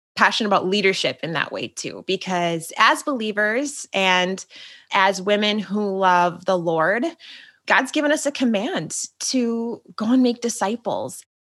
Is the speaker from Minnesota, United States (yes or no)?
yes; Minnesota, United States; I'm just a Minnesota girl